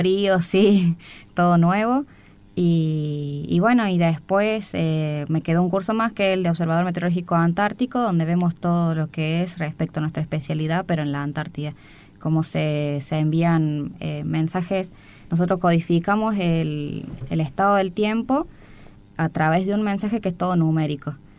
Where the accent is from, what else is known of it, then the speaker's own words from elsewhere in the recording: Córdoba, Argentina; moved away as an adult; now in Buenos Aires, Argentina; Soy de Córdoba Capital y hace seis años que estoy en Buenos Aires